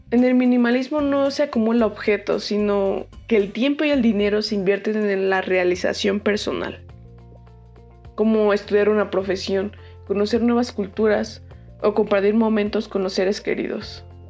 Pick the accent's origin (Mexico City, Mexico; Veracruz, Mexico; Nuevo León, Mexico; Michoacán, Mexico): Mexico City, Mexico; yo soy de la Ciudad de México